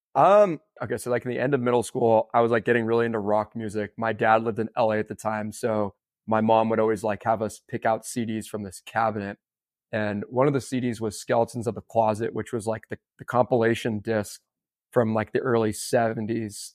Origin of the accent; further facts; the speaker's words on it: San Rafael, California, United States; growing up in San Rafael, it was right by Terrapin Crossroads